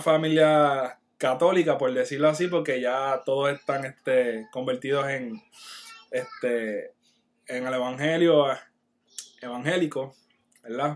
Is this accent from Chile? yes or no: no; Barranquitas, Puerto Rico; moved away as an adult; now in Florida, United States; soy de Barranquita. Y hace dos años, porque Dios así lo quiso, estoy acá viviendo en la Florida